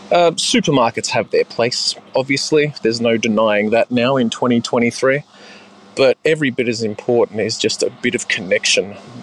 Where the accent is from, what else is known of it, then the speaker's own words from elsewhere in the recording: Little Bay, New South Wales, Australia; I grew up in Little Bay in South Sydney, and so I guess the nearest landmark would be Long Bay Jail. That was down the road from us.